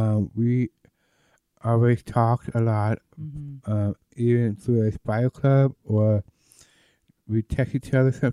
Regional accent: Denver, Colorado, United States; Well, I'm actually from Denver, Colorado.

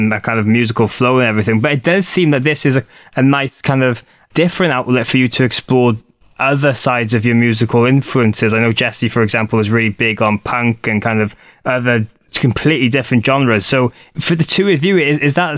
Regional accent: Wales, United Kingdom; I'm Welsh.

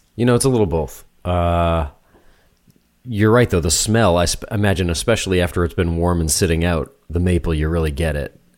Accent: New Hampshire, United States; moved away; I'm from New Hampshire

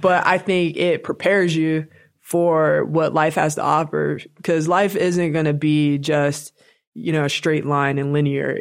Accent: Pittsburgh, Pennsylvania, United States; moved away as an adult; another player that I grew up with in Pittsburgh, Swin Cash

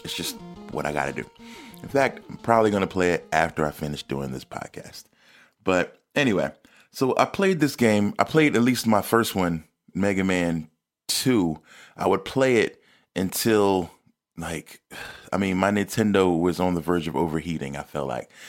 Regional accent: East Coast, United States; moved away; I was a kid from the East Coast

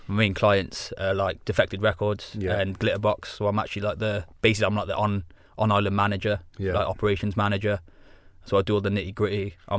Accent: Wales, United Kingdom; accent: Welsh; moved away; it's not like I'm proper Welsh because I've been away from Wales so long, so my accent's a bit weird.

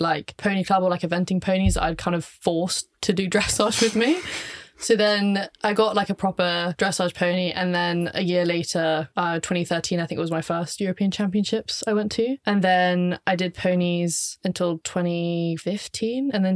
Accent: Henley-on-Thames, South East England, United Kingdom; also born or lived in London; And then I moved to Henley

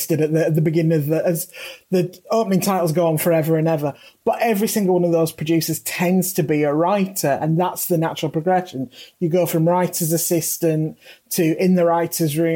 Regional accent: United Kingdom; as a British writer working in the British system

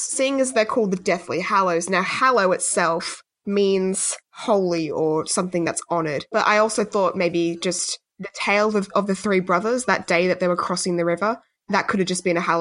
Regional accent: Australia

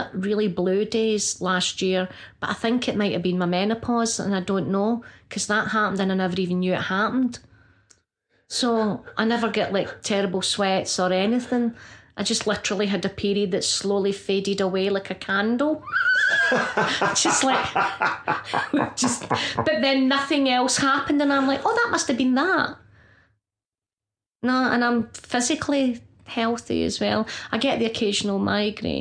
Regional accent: Scotland, United Kingdom; we're Scottish

